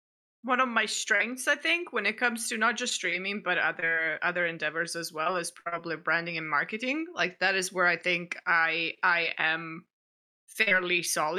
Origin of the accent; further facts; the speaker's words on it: Italy; now in Canada; we don't have root beer in Italy.